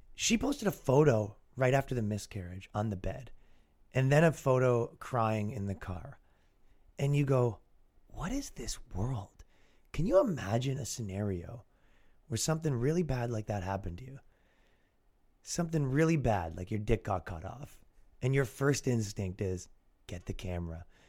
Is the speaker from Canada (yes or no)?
yes; Canada; accent: Canadian; now in United States; I am mocked as a Canadian, constantly mocked for my accent.